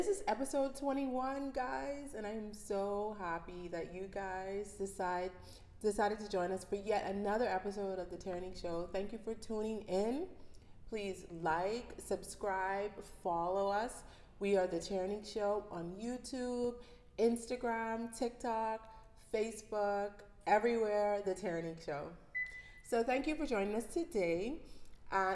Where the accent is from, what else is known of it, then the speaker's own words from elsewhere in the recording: Bahamas; accent: Bahamian dialect; I'm from the Bahamas